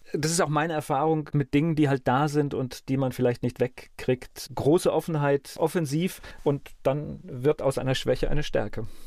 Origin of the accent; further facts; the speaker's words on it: Mainz, Rhineland-Palatinate, Germany; Ich bin in Mainz aufgewachsen